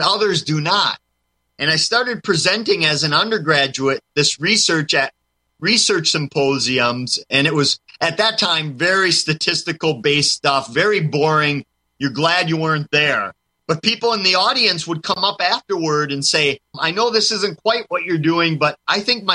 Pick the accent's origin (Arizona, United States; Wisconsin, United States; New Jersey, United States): Wisconsin, United States; my home state of Wisconsin, because I grew up in a town not too far from one of the three UFO capitals of the world that we have in our state